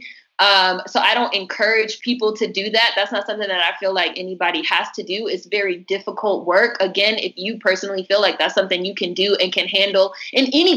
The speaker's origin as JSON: {"language": "English", "town": "Washington", "region": "District of Columbia", "country": "United States", "tie": "born or raised there", "said": "I was born and raised in Washington, D.C., which is a majority black city"}